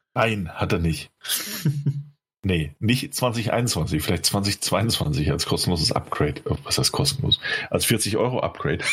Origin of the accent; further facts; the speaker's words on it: Rhineland-Palatinate, Germany; bei uns in der Pfalz